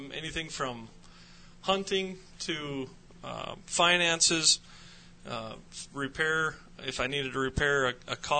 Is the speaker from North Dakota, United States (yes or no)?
yes; Jamestown, North Dakota, United States; I grew up in North Dakota, over in Jamestown on the eastern side of the state.